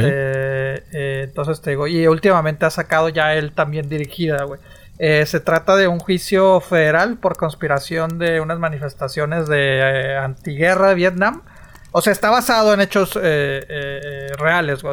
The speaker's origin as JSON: {"language": "Spanish", "region": "northern Mexico", "country": "Mexico", "said": "en el norte hablamos diferente"}